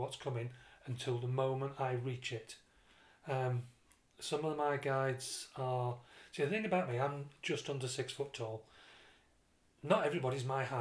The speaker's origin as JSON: {"language": "English", "town": "Dublin", "region": "Leinster", "country": "Ireland", "said": "I'm from Dublin."}